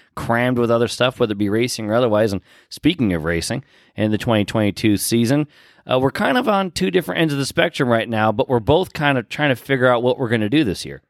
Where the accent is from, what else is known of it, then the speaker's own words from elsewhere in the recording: Pat's Acres, Oregon, United States; moved away; my hometown, Pat's Acres